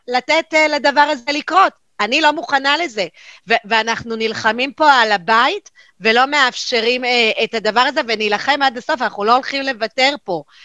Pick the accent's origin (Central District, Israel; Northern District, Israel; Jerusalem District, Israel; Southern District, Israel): Jerusalem District, Israel; Jerusalem; now in Haifa, Israel; אני ירושלמית במקור